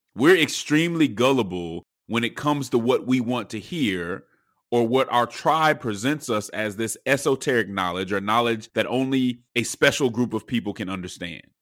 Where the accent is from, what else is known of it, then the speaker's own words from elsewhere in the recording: Denver, Colorado, United States; I'm from Denver